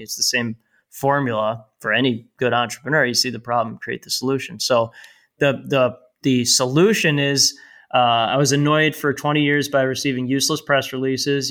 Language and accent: English; North Shore, north of Chicago, Illinois, United States; I live and grew up, uh, about twenty-five miles north of downtown Chicago. And, uh, it's called the North Shore.